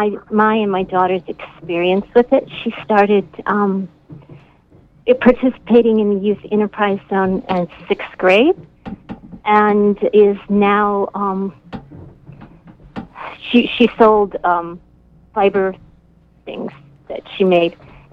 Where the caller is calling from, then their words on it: Waldo, Maine, United States; I'm calling from Waldo.